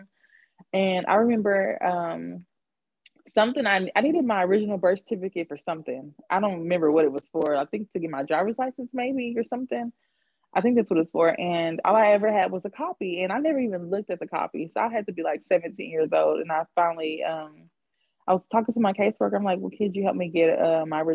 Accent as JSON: {"language": "English", "town": "San Diego", "region": "California", "country": "United States", "tie": "born or raised there", "moved": "yes", "said": "I was born in San Diego"}